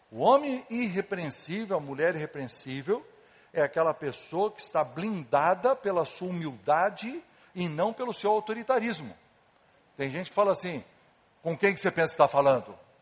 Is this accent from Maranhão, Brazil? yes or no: no; Casa Branca, São Paulo, Brazil; eu era pequeno, lá em Casabranca, ah, onde eu nasci, no interior de São Paulo